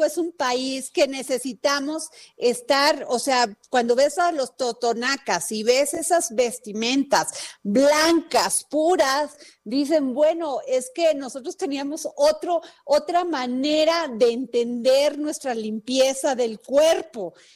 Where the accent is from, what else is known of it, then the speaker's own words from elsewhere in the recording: Veracruz, Mexico; yo soy veracruzana y conviví mucho con la cultura totonaca